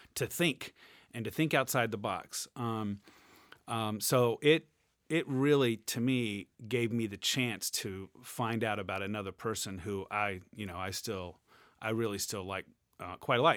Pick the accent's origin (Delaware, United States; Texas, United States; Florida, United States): Florida, United States; Jacksonville; moved away as an adult; now in Michigan, United States; I grew up in Jacksonville, Florida